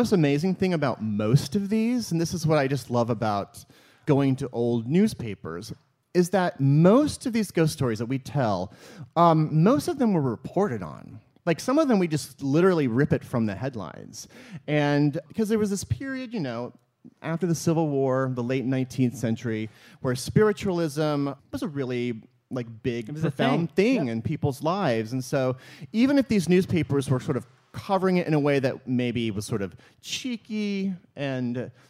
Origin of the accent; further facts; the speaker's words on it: the Ozarks, United States; it is because I'm from the Ozarks, so I like strings of Christmas lights, like for every holiday and for every possible occasion.